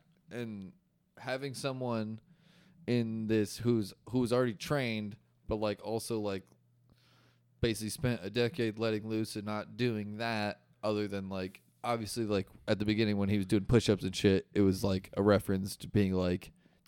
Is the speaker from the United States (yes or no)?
yes; Iowa, United States; My just growing up in Central Iowa, being around a whole bunch of white people